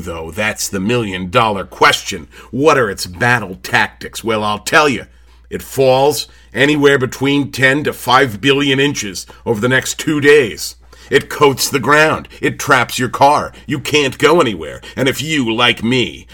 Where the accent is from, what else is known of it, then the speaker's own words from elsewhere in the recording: United States; I'm from America